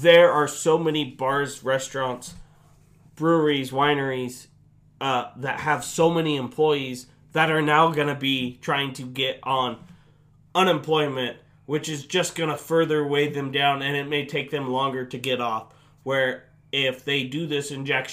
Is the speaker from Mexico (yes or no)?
no; North Idaho, United States; I'm from North Idaho